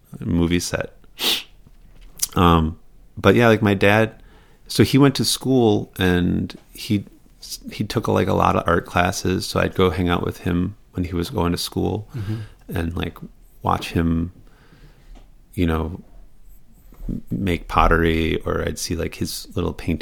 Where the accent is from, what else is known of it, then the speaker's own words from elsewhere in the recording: Racine, Wisconsin, United States; also born or lived in Arizona; now in Queens, United States; I grew up in Racine